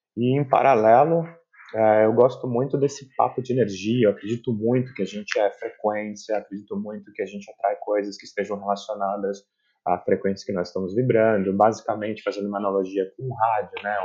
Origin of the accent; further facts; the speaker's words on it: São Paulo, Brazil; moved away as an adult; now in Berlin, Germany; eu vim de São Paulo